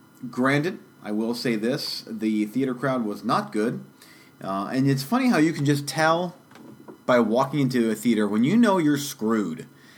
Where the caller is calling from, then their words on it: Florida, United States; And today I'm coming to you from sunny Florida.